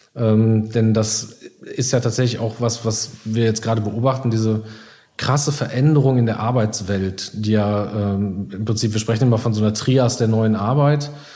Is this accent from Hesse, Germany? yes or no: no; Iserlohn, North Rhine-Westphalia, Germany; ich bin äh, gebürtiger Iserlohner